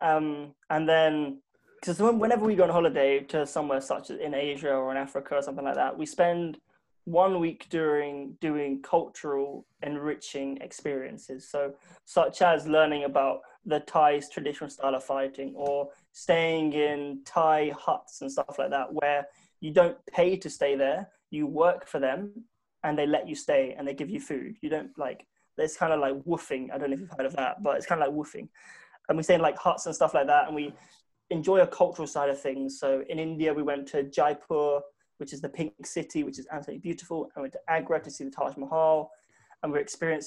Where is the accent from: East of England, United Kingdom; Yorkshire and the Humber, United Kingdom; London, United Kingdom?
London, United Kingdom; growing up in South London